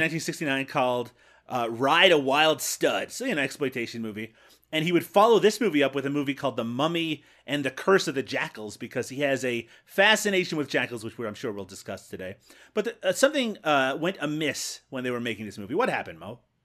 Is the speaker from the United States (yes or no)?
no; Canada; I'm Canadian.